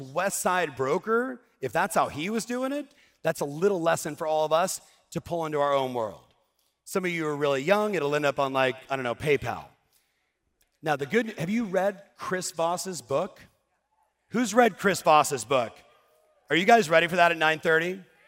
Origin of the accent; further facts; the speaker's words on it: Cuba; English is a second language; moved away; I have an accent too. I'm from Cuba